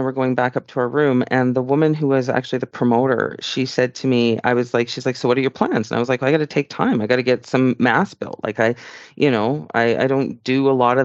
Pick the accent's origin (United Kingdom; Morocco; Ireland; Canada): Canada; I'm a Canadian citizen